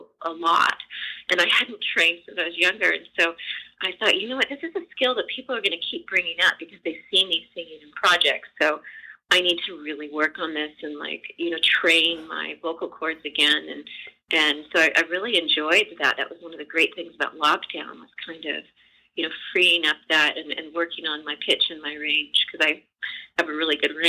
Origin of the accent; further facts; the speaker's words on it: Burbank, California, United States; I was born in Burbank